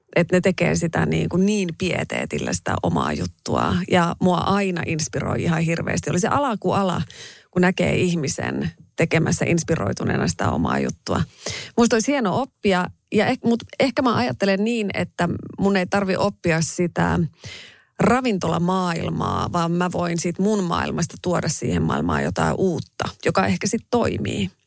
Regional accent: Raahe, North Ostrobothnia, Finland; accent: Raahe dialect; moved away; kun mä menen raaheen, niin tota, kyllä mun murre muuttuu

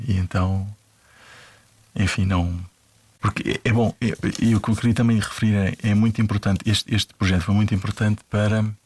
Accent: Portugal; also born or lived in Italy; moravam em Itália, e eu vim, viemos todos para cá, eu tinha 3 anos e meio, por isso é que eu sou muito tuga

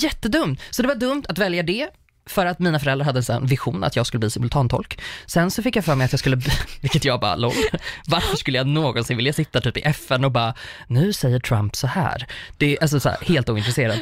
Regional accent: Uppsala, Uppsala County, Sweden; Jag är uppvuxen i Uppsala

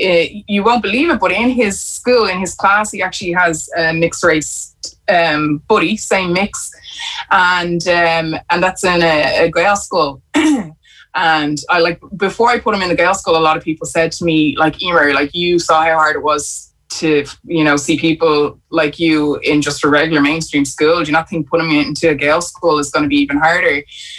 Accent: Ireland; we have to change the way we see ourselves as Irish people. You know, that, you know, white skin does not mean Irish. Like, my skin means Irish too now

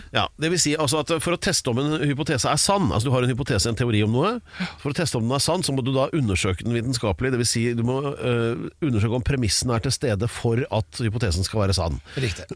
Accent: Oslo, Norway; jeg er født på Aker sjukehus

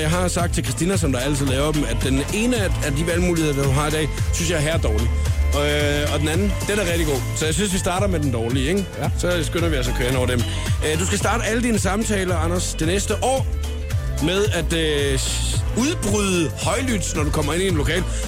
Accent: Funen, Southern Denmark, Denmark; jeg er fra Fyn

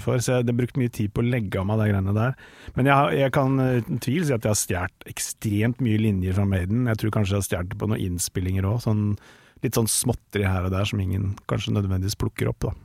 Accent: Tønsberg, Vestfold, Norway; now in Oslo, Norway; jeg er egentlig fra Tønsberg, men jeg nå ah. har jeg bodd snart lenger her enn i Tønsberg.

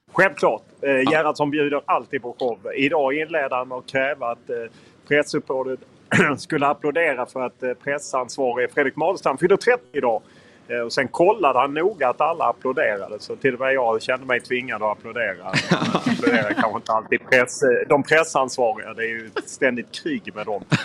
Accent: Lund, Skåne, Sweden; now in Stockholm, Sweden; jag är från Lund

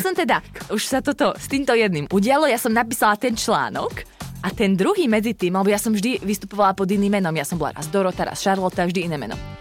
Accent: Martin, Žilina Region, Slovakia; also born or lived in southern Slovakia; No, ja som vyrastala v Martine, mm-hmm. až kým som akože rodinu máme na juhu Slovenska, ale my sme sa potom presťahovali do Martina, v, keď som šla na základku, takže tam som vyrastala.

